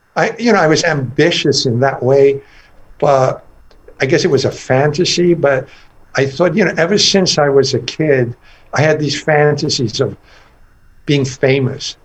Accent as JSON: {"language": "English", "country": "Iran", "tie": "born or raised there", "also_born_or_lived": "England", "moved": "yes", "lives_now": "United States", "said": "growing up in Iran in a very conservative environment, you know, back in the 50s"}